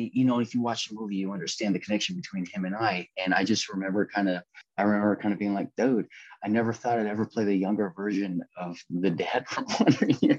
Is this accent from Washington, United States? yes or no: yes; Seattle, Washington, United States; also born or lived in Los Angeles / Philadelphia; I'm from West Seattle, Alki Beach.